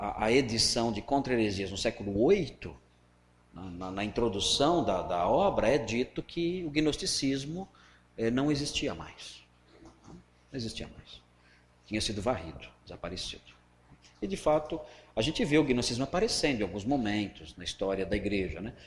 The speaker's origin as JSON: {"language": "Portuguese", "area": "Cearense", "region": "Ceará", "country": "Brazil", "said": "Nós somos cearenses"}